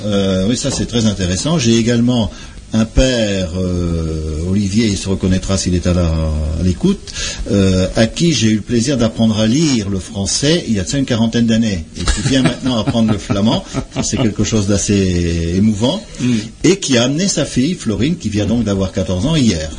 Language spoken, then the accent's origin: French; Méteren, Hauts-de-France, France; first language French and Flemish; j'ai appris grâce à mes parents, grands-parents, à Métrennes, puisque je suis originaire de Métrennes. J'ai appris les deux langues en même temps